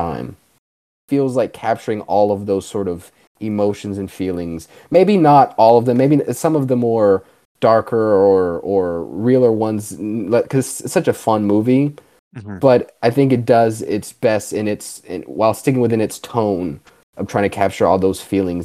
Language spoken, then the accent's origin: English; Texas, United States; We're both from Texas.